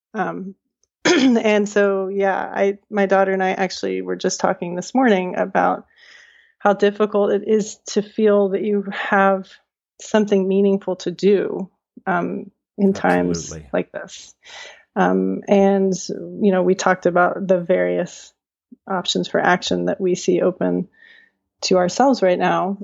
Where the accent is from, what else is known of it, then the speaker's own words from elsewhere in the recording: Charlottesville, Virginia, United States; growing up in Charlottesville and having been at the public schools all the way through my education